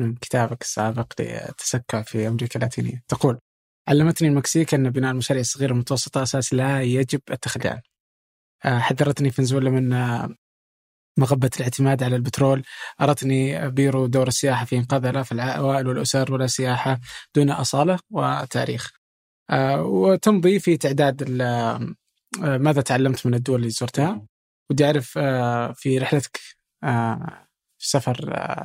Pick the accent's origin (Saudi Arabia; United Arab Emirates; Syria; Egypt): Saudi Arabia; عندنا في السعوديه